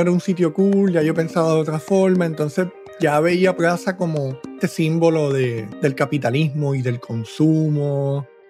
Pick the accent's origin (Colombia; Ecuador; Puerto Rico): Puerto Rico; moved away as an adult; Yo también me fui de Puerto Rico en dos mil veinte